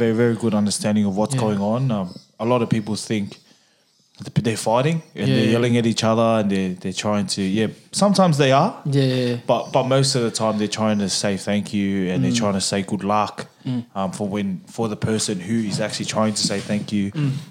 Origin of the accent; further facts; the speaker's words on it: Australia; I was brought up Samoan. I was brought up in the Samoan culture. My parents are first generation Samoan, so they were born in Samoa, and I'm second generation born in Australia.